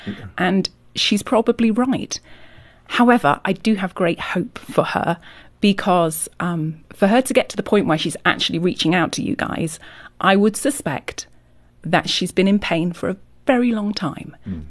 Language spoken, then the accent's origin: English; Yorkshire and the Humber, United Kingdom; moved away as an adult; now in California, United States; I'm from England, from Yorkshire.